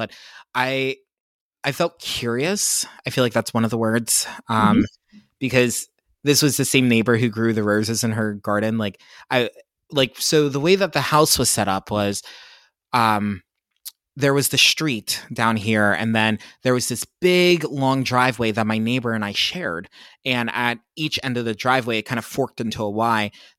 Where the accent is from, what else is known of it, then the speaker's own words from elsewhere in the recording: Pennsylvania, United States; I grew up in Pennsylvania.